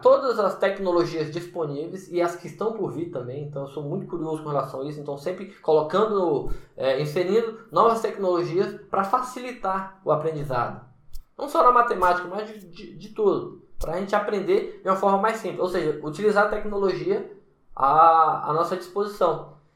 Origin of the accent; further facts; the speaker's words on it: Brasília, Federal District, Brazil; moved away as an adult; also born or lived in Salvador, Bahia; eu sou de Brasília, natural de Brasília